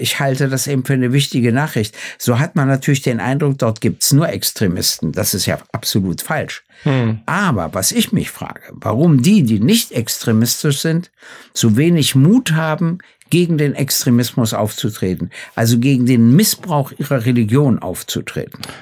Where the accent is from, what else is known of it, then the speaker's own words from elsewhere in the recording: Germany; ich komme ja aus der DDR